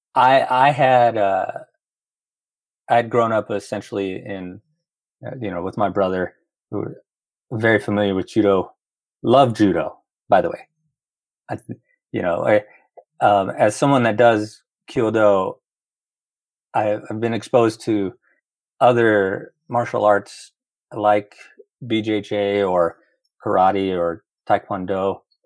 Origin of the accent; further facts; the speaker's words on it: Roswell, New Mexico, United States; moved away as an adult; also born or lived in Los Angeles; born and raised in Roswell